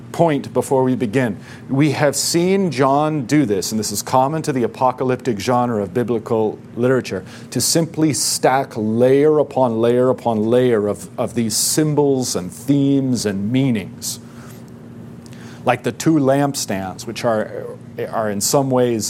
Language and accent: English; United States; because we're American